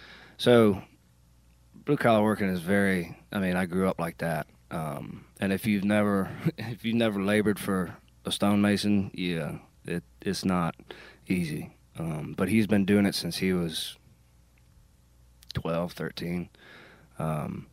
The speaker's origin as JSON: {"language": "English", "region": "Maryland", "country": "United States", "said": "So I'm from Maryland."}